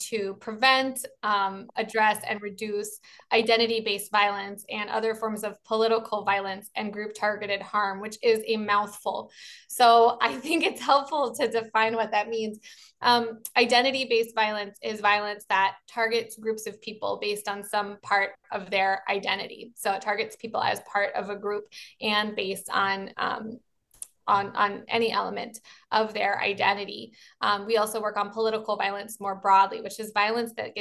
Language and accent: English; Baltimore, Maryland, United States; I'm from Baltimore, so I'm a Baltimorean